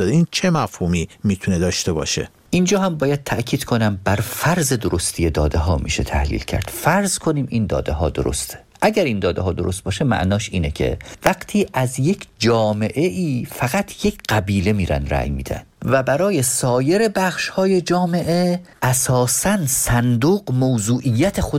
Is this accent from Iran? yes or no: yes; northern Iran, Iran; با توجه به اینکه خودم شمالی هستم